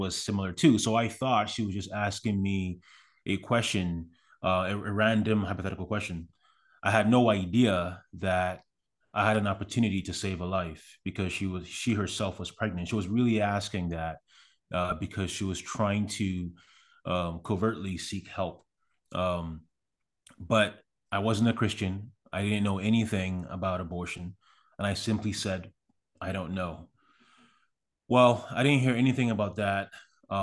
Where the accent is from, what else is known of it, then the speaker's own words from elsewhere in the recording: Accra, Greater Accra, Ghana; also born or lived in Canada; now in United States; I was born in Accra, which is the capital city of Ghana. I grew up there